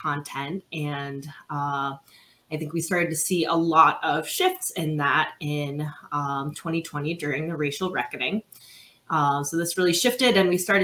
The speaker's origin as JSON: {"language": "English", "region": "Midwest", "country": "United States", "moved": "yes", "lives_now": "Philadelphia, United States", "said": "I am a Midwesterner originally, but I'm currently on the East Coast in Philadelphia."}